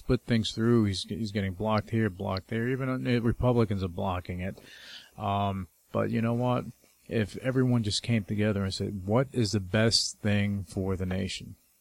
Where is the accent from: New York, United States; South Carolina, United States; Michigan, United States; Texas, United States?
New York, United States; I'm from New York